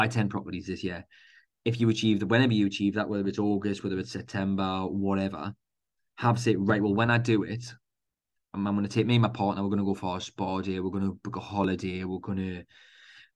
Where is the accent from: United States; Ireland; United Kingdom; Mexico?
United Kingdom; Newcastle upon Tyne, North East England; accent: Geordie; my Geordie accent